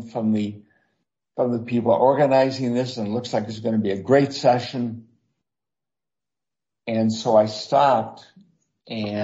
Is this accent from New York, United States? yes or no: no; Lansing, Michigan, United States; moved away; it's my hometown, Lansing